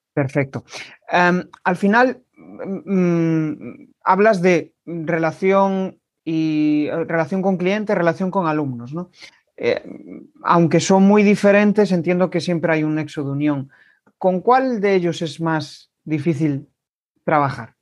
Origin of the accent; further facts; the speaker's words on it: Galicia, Spain; accent: gallego; mi acento es gallego de pura cepa